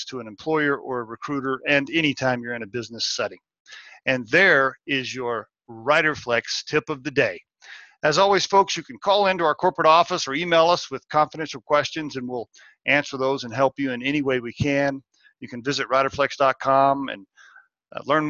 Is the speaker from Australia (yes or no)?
no; Oklahoma, United States; growing up in Oklahoma and getting a so-so education